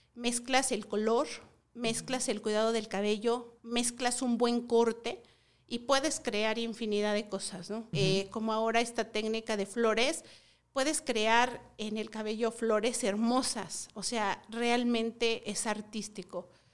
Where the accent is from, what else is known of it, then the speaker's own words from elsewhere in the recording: Tlaxcala, Mexico; venimos de Tlaxcala, del estado de Tlaxcala.